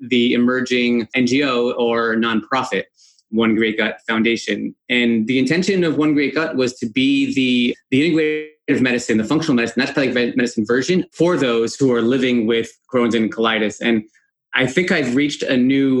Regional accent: Chestnut Ridge, New York, United States; moved away as an adult; also born or lived in Buffalo, New York / Washington, D.C. area; I was born in Spring Valley, New York, which was renamed to Chestnut Ridge for some reason, the village of Chestnut Ridge

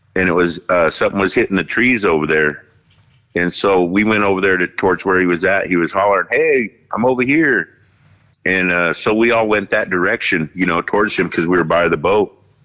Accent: Fort Hall, Idaho, United States; I'm here in the state of Idaho, and uh, I'm Native American from Fort Hall

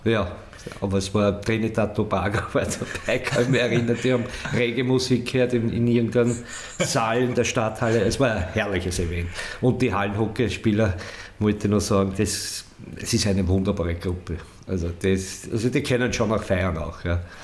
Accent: Weitra, Lower Austria, Austria; meine Heimatstadt Weitra

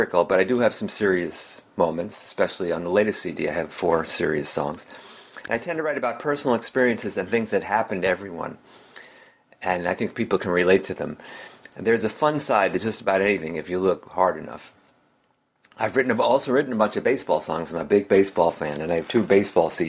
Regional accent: Melrose, Massachusetts, United States; I'm a singer-songwriter from Melrose, Massachusetts, which is about 10 miles north of Boston.

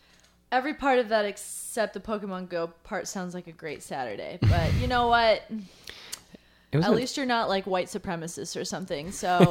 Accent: Westerville, Ohio, United States; moved away; I'm from Westerville.

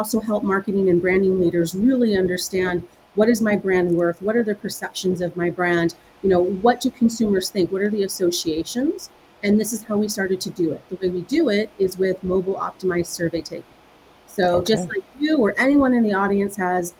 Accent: United States; moved away as an adult; now in Europe; I'm actually originally from the States, being over here in Europe

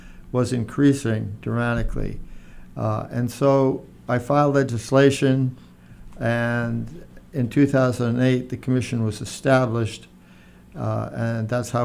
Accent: Attleboro, Massachusetts, United States; I grew up in Attleboro, went to Attleboro High School

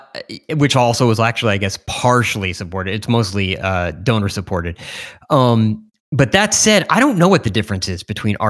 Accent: United States; I am American.

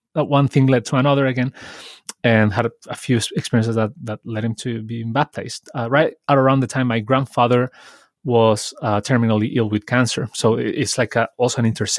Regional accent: Santiago, Santiago Metropolitan Region, Chile; also born or lived in Villa Alemana; I'm also from Chile, as Danny. I was born in this town, in Villa Alemana, but I grew up in Santiago, which is the capital city in Chile.

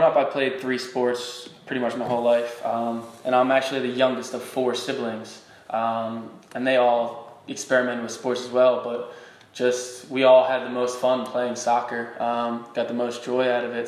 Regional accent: Blue Bell, Pennsylvania, United States; moved away as an adult; also born or lived in Philadelphia / Rochester; now in Phoenix, United States; I grew up in Bluebell, which is a suburb of Philadelphia

